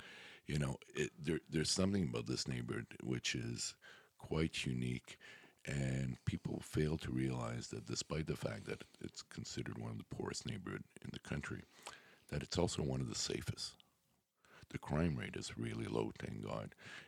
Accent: Montreal, Quebec, Canada; Parc-Ex is in my blood. Yeah. I was born in Parc-Ex, lived essentially all my life except for about a year where I tried Le Plateau, and I thought it was the most horrible experience of my life, so I ran back home to Parc-Ex.

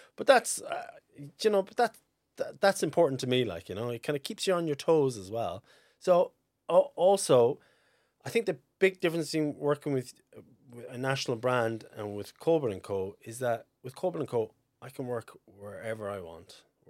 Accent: Fermoy, Munster, Ireland; Like, I'm from Fermoy, just outside Fermoy.

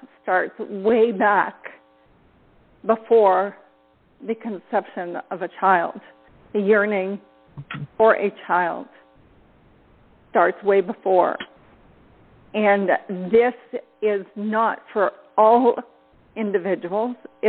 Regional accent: Ontario, Canada; I am from Ontario, Canada.

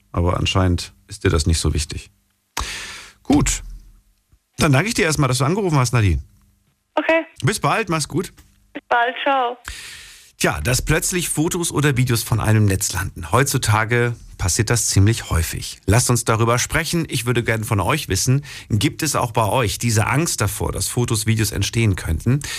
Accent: Darmstadt, Hesse, Germany; aus Darmstadt.

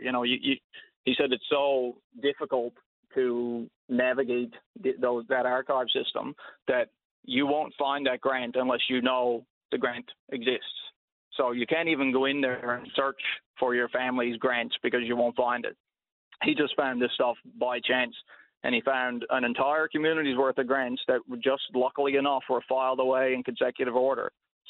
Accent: Pike Cove West, Newfoundland and Labrador, Canada; in Pike Cove West, which is where I'm from.

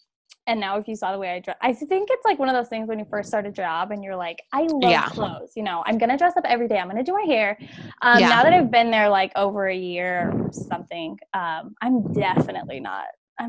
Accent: Modesto, California, United States; Yeah, I was born in California and lived in Modesto.

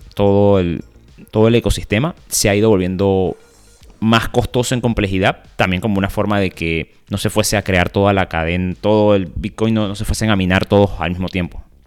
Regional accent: Venezuela; somos venezolanos

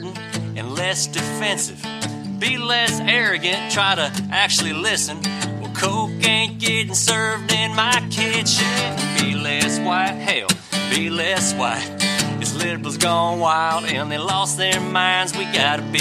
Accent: Mississippi, United States; I'm from Mississippi

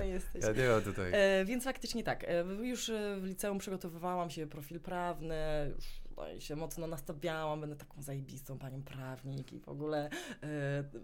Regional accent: Bydgoszcz, Kuyavian-Pomeranian Voivodeship, Poland; ja uwielbiam tam Bydgoszcz moją właśnie, właśnie tam się urodziłam, tam się czuję bezpiecznie

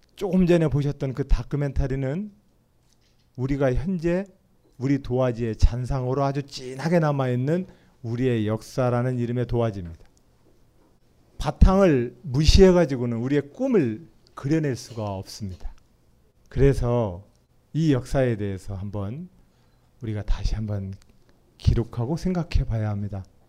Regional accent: Nonsan, South Chungcheong, South Korea; 제 고향 논산시 노성들판에

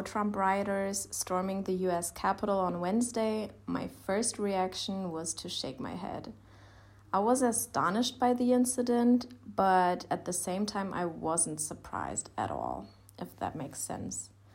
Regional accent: Germany; I'm from Germany.

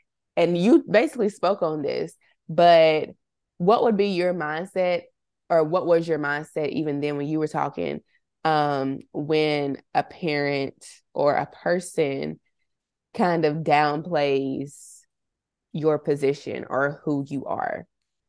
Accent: Somerville, Massachusetts, United States; We're from Somerville, and working at like mills, we call them mills in Somerville, which is just like industrial type places.

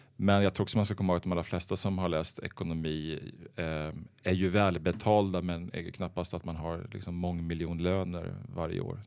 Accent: Örebro, Örebro County, Sweden; moved away as an adult; now in Stockholm, Sweden; jag är född i Stockholm, uppvuxen i eh, Örebro, eh, där jag gått i skolan

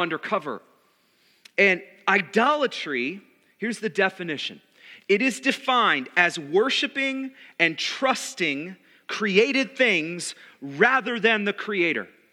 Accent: United States; Being American

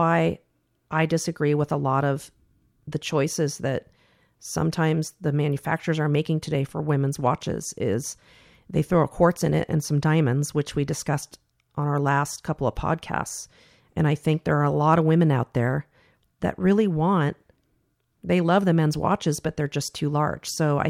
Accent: California, United States; I came from Silicon Valley originally, and I had a great career.

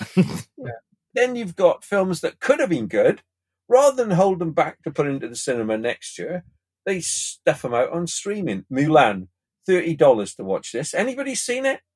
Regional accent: Pontypridd, Wales, United Kingdom; where I grew up in Pontypridd, we had two cinemas, the White Palace and the County

